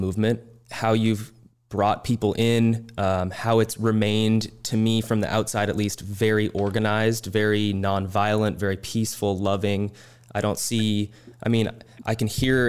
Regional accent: Washington, United States; my home state

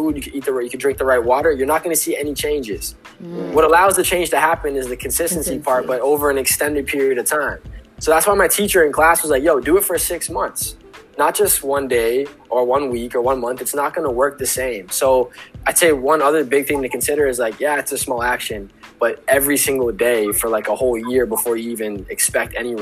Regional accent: Pickering, Ontario, Canada; I'm from Pickering.

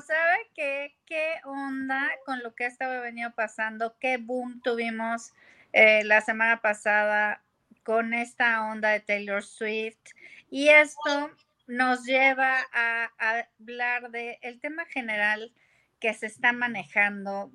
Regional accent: Mexico; nosotros somos de Norteamérica

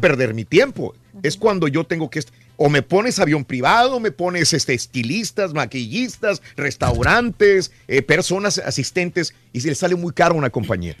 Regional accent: Mexico; los que crecimos en México

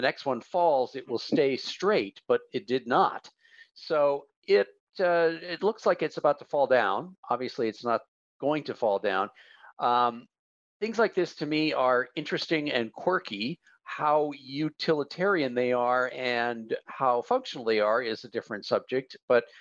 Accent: Hawaii, United States; as a Hawaiian

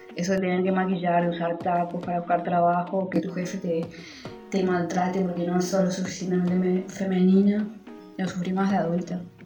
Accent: Formosa, Argentina; moved away; also born or lived in Buenos Aires; soy de Formosa Capital

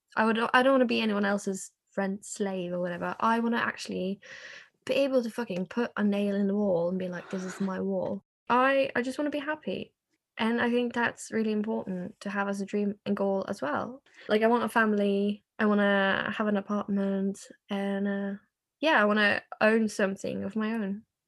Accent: Norway; also born or lived in England; I am from Norway

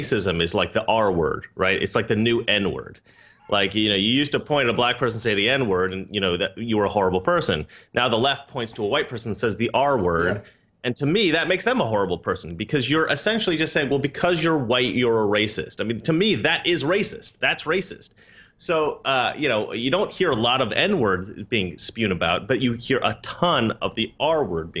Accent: Oregon, United States; now in California, United States; I grew up in Oregon, which is similar to Poland, mostly white people

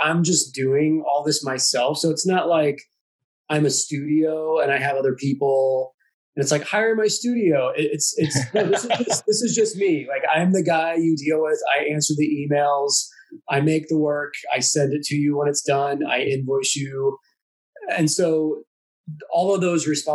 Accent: St. Louis, Missouri, United States; now in Kansas City, United States; I grew up in St. Louis

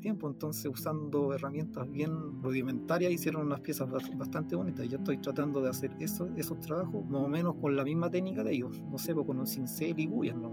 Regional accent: Combarbalá, Coquimbo, Chile; soy de Combarbalá

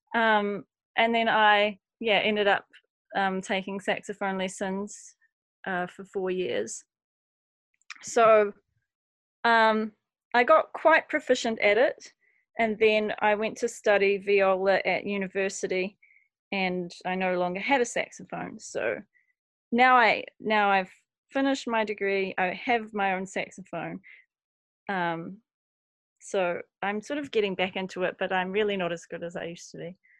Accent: Christchurch, Canterbury, New Zealand; moved away as an adult; now in Wellington, New Zealand; I grew up in Christchurch

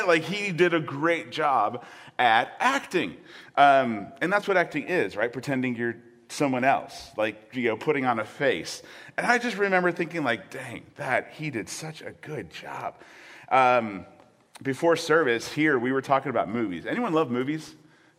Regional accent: Michigan, United States; Born and raised in Michigan

